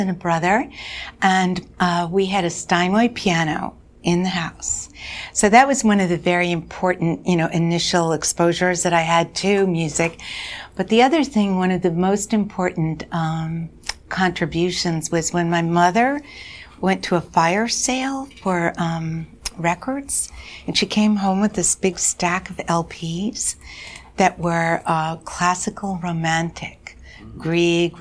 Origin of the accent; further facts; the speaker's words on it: Quincy, Massachusetts, United States; moved away; also born or lived in New York; I grew up just outside of Boston.